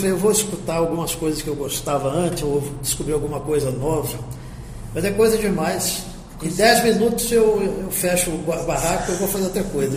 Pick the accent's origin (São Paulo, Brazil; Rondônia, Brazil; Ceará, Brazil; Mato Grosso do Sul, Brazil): Mato Grosso do Sul, Brazil; Campo Grande; also born or lived in Rio de Janeiro; nasci no Rio e fui criado em Campo Grande, para onde eu vim com semanas de idade. E eu passei uma infância e adolescência maravilhosas aqui.